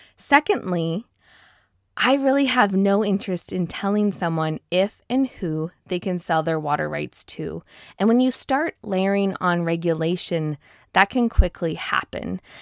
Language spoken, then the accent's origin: English; Seattle, Washington, United States; moved away as an adult; now in Moses Lake, United States; I was born and raised in the Seattle area